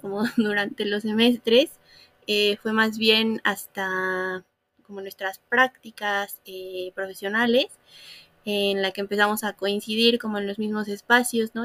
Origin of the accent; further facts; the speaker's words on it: Fortín, Veracruz, Mexico; also born or lived in Puebla; nací en Puebla, pero crecí en Veracruz